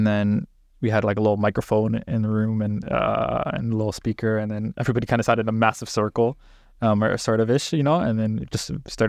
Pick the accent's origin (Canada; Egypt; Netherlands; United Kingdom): Canada; Toronto, Ontario; also born or lived in Brampton; I was born in Toronto, and then moved to Brampton for high school.